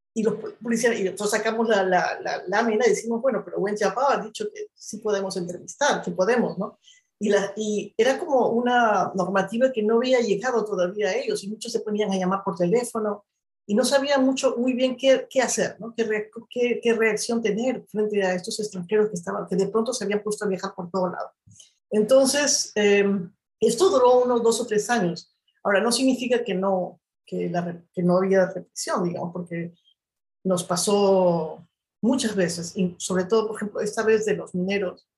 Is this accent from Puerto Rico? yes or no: no; Ayacucho, Peru; moved away as an adult; also born or lived in China; desde mi experiencia como peruana, además desde las cosas que yo he vivido en el Perú, porque yo estudié en la universidad en el Perú